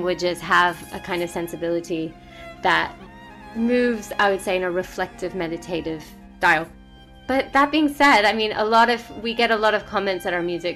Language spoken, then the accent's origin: English; United States; as an Indian American, sometimes I even pushed it away. I was like, I don't really want to be doing this. I'm an American child